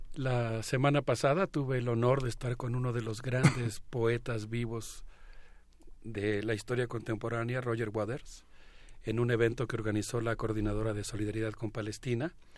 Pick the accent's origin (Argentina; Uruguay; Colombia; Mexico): Mexico; como mexicano